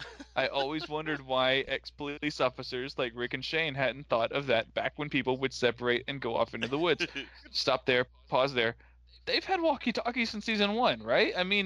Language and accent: English; the South, United States; I'm from the South.